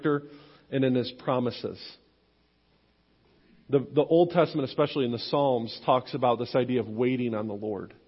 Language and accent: English; Western New York, United States; moved away; growing up in Western New York, I'm a lifelong Buffalo Bills fan